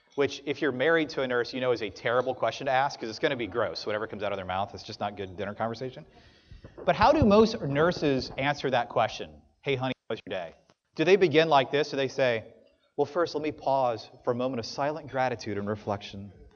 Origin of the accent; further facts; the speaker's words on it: New Orleans, Louisiana, United States; now in Pensacola, United States; I'm from South Louisiana